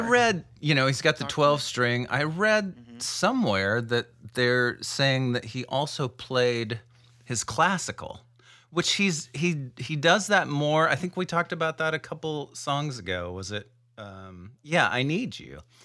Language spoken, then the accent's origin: English; Iowa, United States; I grew up in a little town in Iowa